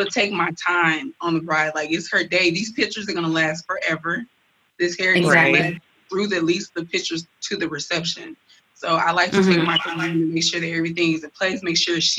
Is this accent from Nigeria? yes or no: yes; Nigeria; I'm Nigerian